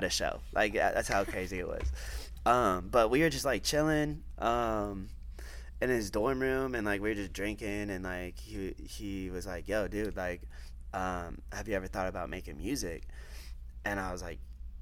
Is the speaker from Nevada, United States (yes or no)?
yes; Las Vegas, Nevada, United States; I grew up in Vegas